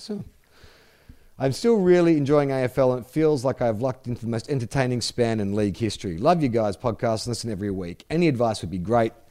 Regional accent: United States; I live on the west coast of the USA, but I grew up right outside Washington D.C. My family is still on the east coast, and as a result, I am all by myself out west.

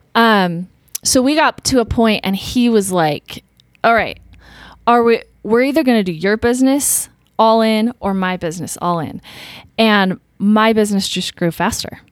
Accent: Utah, United States; growing up in Utah

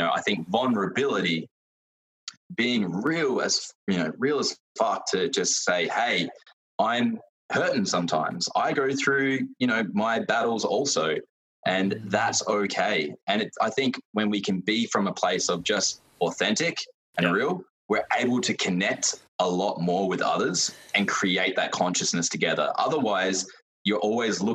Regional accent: Adelaide, South Australia, Australia; I grew up in South Australia, Adelaide, and I'm still here

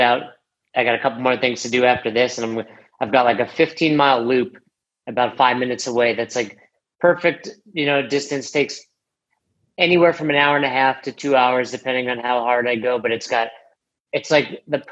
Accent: New York, United States; moved away as an adult; also born or lived in Florida; now in Colorado, United States; I'm from New York and I've been there, you know, 35 of my years at that time

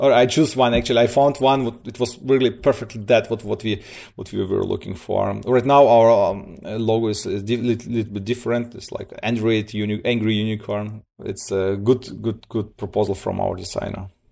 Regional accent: Siberia, Russia; now in Germany; I'm coming from Germany. Uh, originally born in, in, in, in Russia, uh, in Siberia. Moved, uh, with my parents, uh, nineteen ninety-nine to Germany. I'm here, like, for twenty years

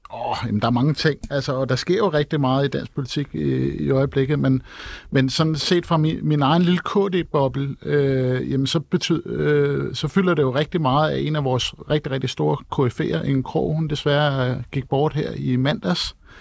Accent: Copenhagen, Capital Region of Denmark, Denmark; som københavner

